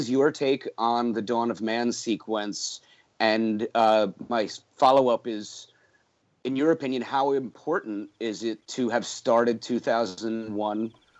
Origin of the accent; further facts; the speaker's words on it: Glen Ridge, New Jersey, United States; He's from my hometown. He and I are both graduates from Glen Ridge High School in New Jersey.